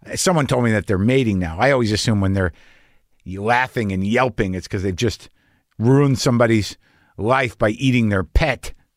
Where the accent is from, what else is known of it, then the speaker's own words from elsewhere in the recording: New Mexico, United States; I grew up in New Mexico